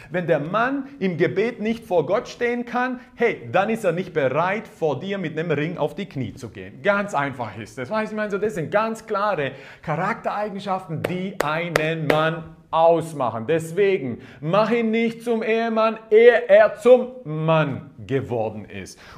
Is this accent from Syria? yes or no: no; Croatia; Ja, ich bin Kroate, ich bin ein bisschen anders aufgewachsen.